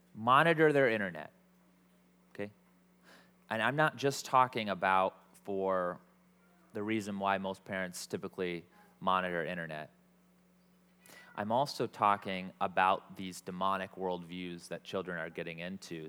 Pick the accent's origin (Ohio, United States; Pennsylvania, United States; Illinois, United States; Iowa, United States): Iowa, United States; I'm from Iowa